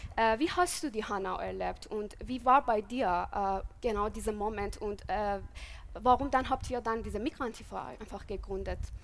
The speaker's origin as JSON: {"language": "German", "country": "Iran", "tie": "born or raised there", "second_language": "German", "moved": "as an adult", "lives_now": "Germany", "said": "ich bin im Iran geboren und aufgewachsen und bin seit sieben Jahren in Deutschland"}